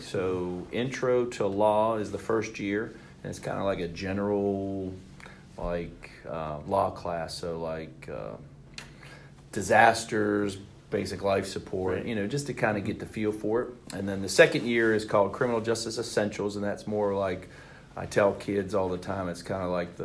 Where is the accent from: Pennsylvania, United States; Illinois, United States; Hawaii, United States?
Pennsylvania, United States; Cranberry Township; moved away as an adult; now in Georgia, United States; born and raised in Pennsylvania, a town called Cranberry Township. It's right outside of Pittsburgh